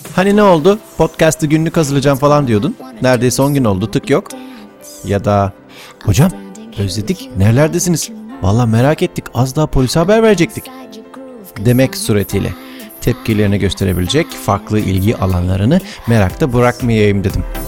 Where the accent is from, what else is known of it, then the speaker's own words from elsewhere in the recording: Mediterranean Region, Turkey; bir Akdeniz çocuğu olarak